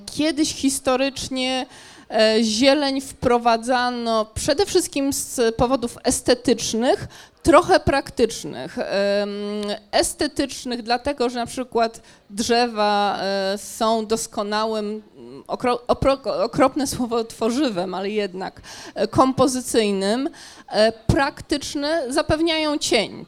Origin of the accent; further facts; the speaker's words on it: Gdańsk, Pomeranian Voivodeship, Poland; jestem przede wszystkim gdańszczanką